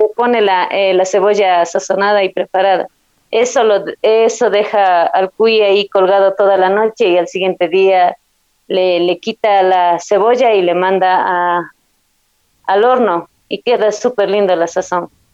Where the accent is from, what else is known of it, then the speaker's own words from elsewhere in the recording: Zumbagua, Cotopaxi, Ecuador; mi, de mi pueblo Zumbagua